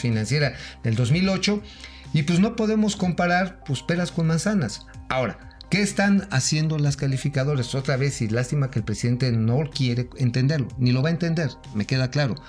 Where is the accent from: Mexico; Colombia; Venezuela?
Mexico; como mexicanos